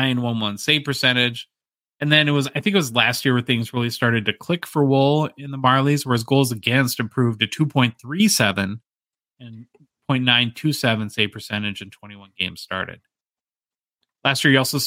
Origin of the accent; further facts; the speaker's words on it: United States; as an American